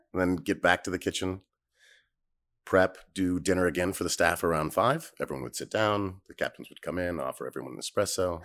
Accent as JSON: {"language": "English", "region": "Northern California", "country": "United States", "moved": "yes", "said": "Originally Northern California"}